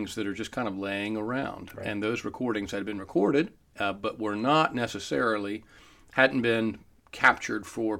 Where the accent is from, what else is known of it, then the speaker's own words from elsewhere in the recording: Corolla, North Carolina, United States; I grew up on the Outer Banks